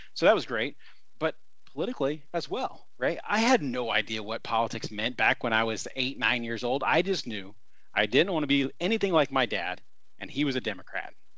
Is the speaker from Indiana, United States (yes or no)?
yes; Columbus, Indiana, United States; I grew up in Southern Indiana, Columbus, uh, to be specific